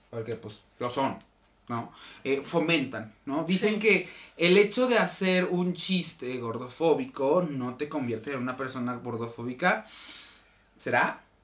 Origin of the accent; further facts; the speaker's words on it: Mexico; nuestra identidad como mexicano